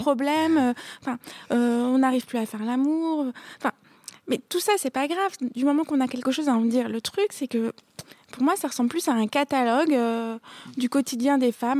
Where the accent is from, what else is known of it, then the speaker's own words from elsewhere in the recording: Paris, Île-de-France, France; je suis une parisienne, une pure parisienne